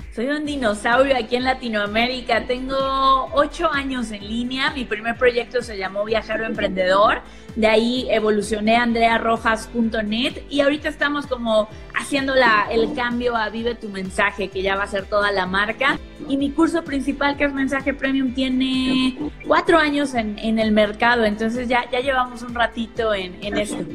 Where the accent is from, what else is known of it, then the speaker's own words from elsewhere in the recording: Mexico; soy mexicana, tengo 30 años